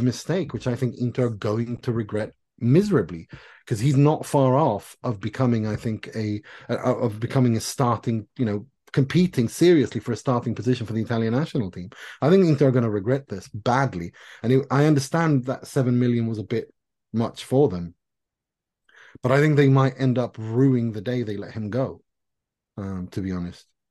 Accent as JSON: {"language": "English", "town": "Gothenburg", "region": "Västra Götaland", "country": "Sweden", "said": "I'm from Gothenburg."}